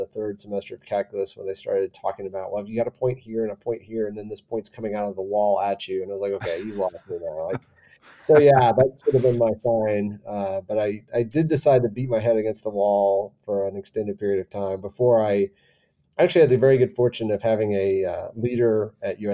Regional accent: Michigan, United States; moved away as an adult; also born or lived in Washington, D.C.; now in San Antonio, United States; I was born and raised in Michigan and went to Michigan State.

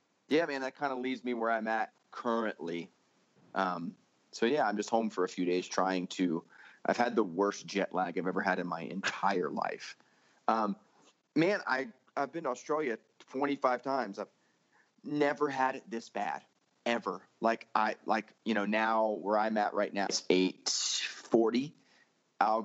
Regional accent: Florida, United States; moved away as an adult; now in Salt Lake City, United States; I grew up in Florida in a Christian home

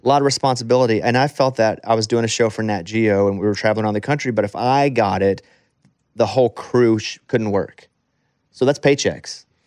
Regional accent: the South, United States; growing up in the South

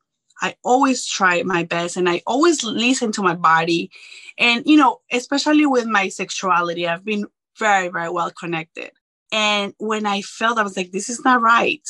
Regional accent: Colombia; moved away; I'm originally from Colombia

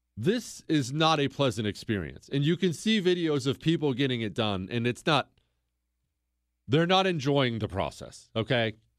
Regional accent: Bozeman, Montana, United States; now in Houston, United States; I grew up in Bozeman, Montana

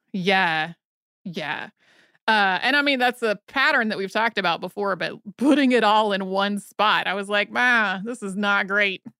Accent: North Carolina, United States; I grew up in North Carolina, so we had a whole classroom unit about the Trail of Tears

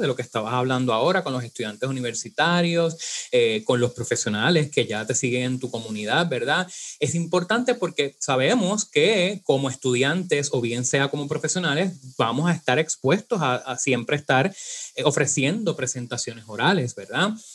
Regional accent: Puerto Rico; nosotros eh, tenemos unas cualidades, por ejemplo, arrastramos la eje, decimos ajo

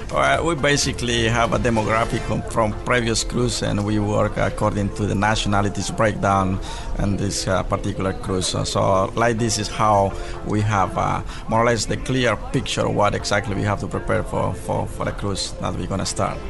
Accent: Guatemala; I born in Guatemala. My family is from Chile, so I'm a kind of half and a half.

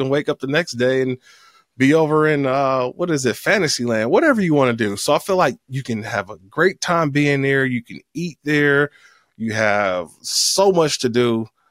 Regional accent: Oakland, California, United States; also born or lived in San Diego; my hometown, Oakland, California.

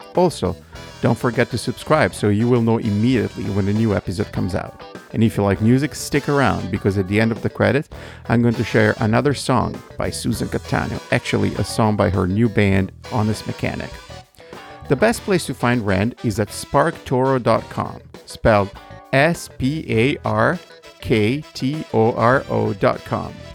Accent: Italy; moved away; as an Italian, you know, born and raised in Italy

